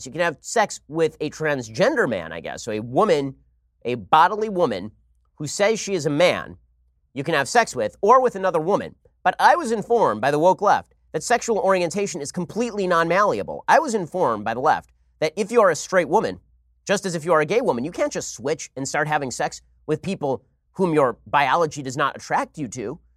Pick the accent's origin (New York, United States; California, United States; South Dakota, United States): California, United States; my home state